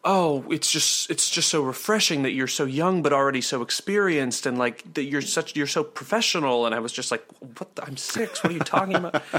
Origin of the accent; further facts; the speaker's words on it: Minnesota, United States; the suburb that we grew up in Minnesota was like extraordinarily affluent